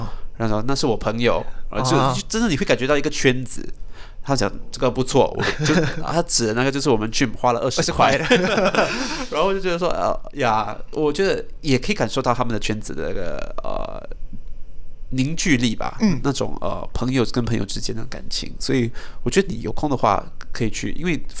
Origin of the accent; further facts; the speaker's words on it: Singapore; 其实我们新加坡人很多人也是想这样子的，就是先赚够钱，然后呢以后到了国外就自己开始一个咖啡座这样子